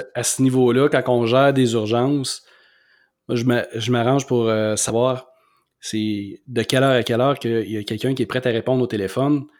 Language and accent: French; Quebec City, Quebec, Canada; moi, je suis de Québec, mais j'habite à Saint-Émile